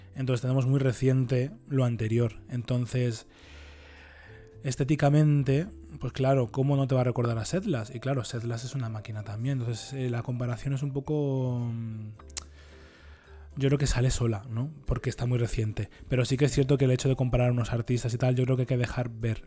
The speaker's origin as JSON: {"language": "Spanish", "town": "Leganés", "region": "Community of Madrid", "country": "Spain", "said": "yo también soy de Leganés"}